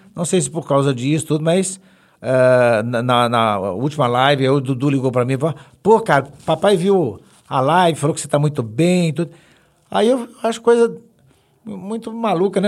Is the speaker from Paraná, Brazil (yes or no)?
no; Belo Horizonte, Minas Gerais, Brazil; eu, eu, sou mineirinho, mineirinho, graças a Deus, eu, tenho, eu sou o único de Belo Horizonte. O resto lá de casa é, é, é tudo mineiro também, mas em Tabira, Jabuticatuba, tudo espalhado. Eu sou de Venda Nova